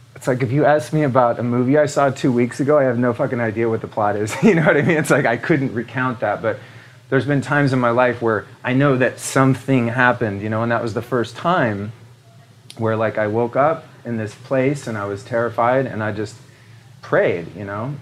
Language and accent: English; Northern California, United States; I grew up in Northern California